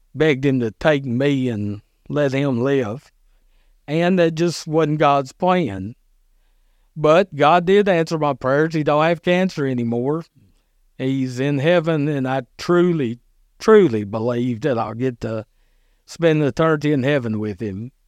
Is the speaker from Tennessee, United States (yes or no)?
yes; Dixon, Tennessee, United States; moved away as an adult; now in Burns, United States; I lived in, I grew up in Dixon